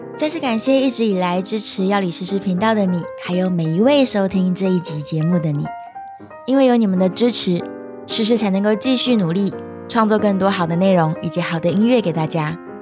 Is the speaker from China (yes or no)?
no; Taiwan; 身为一个土生土长的台湾音乐人